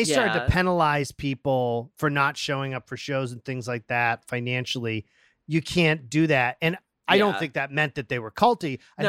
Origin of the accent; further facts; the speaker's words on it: Massachusetts, United States; I'm from Massachusetts.